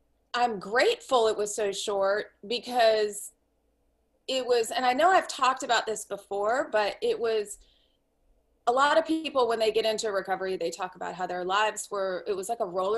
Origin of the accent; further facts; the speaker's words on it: Washington, District of Columbia, United States; moved away as an adult; also born or lived in Santa Fe, New Mexico; I grew up in Washington, D.C.